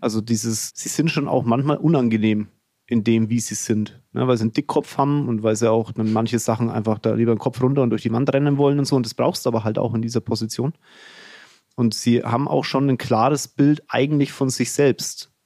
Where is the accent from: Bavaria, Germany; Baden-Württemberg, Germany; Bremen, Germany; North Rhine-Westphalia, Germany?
Bavaria, Germany; Franconia; accent: Fränkisch; mein Fränkisch